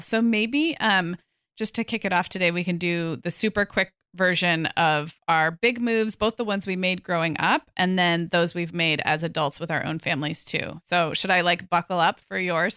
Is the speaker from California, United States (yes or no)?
yes; Santa Barbara, California, United States; moved away as an adult; also born or lived in Oregon / Chicago / Arizona; now in Orange County, United States; We're moving back to my hometown of Santa Barbara